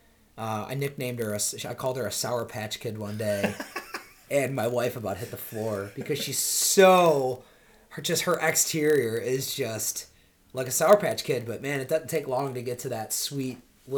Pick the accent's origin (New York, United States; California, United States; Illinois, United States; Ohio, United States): New York, United States; Rochester; moved away as an adult; now in Charlotte, United States; originally from upstate New York, Rochester, New York